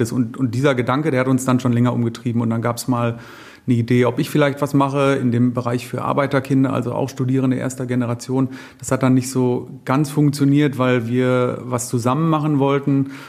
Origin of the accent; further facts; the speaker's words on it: North Rhine-Westphalia, Germany; now in Munich, Germany; Wir kommen nicht aus München, wir kommen aus dem, also ich aus dem Münsterland, Jennifer aus dem Ruhrgebiet.